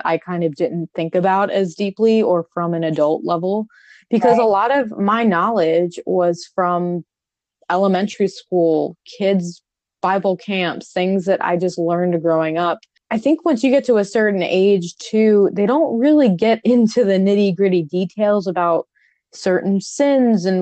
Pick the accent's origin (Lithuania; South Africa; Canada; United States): United States; New York; moved away; growing up in New York, Italian